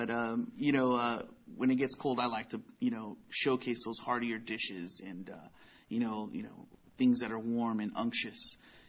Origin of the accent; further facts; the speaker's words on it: Oxnard, California, United States; I'm from Oxnard, born and raised in Oxnard, third generation, actually.